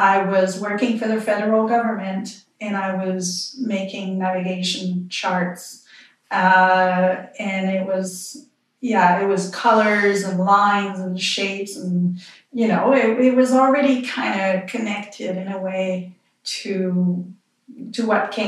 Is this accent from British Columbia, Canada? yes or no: no; Quebec, Canada; accent: French Canadian; moved away as an adult; now in Vancouver Island, Canada; I'm from Quebec. I'm sure you can tell with my accent.